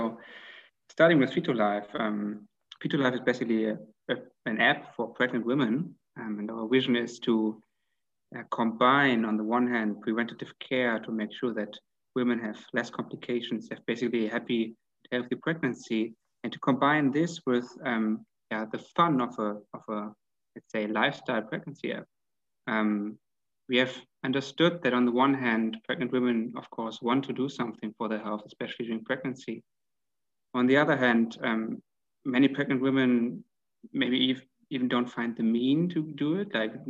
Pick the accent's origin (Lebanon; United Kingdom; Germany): Germany; Hanover, Lower Saxony; English is a second language; From Germany, actually.